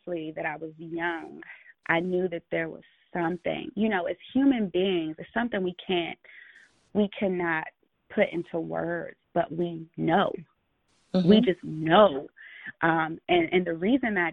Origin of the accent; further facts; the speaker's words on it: United States; I'm American